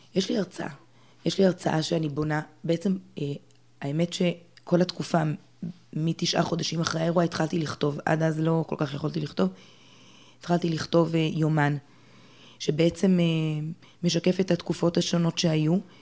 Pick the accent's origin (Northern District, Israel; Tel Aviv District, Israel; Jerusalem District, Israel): Jerusalem District, Israel; Jerusalem; גדלתי אה, ברובע היהודי, ירושלים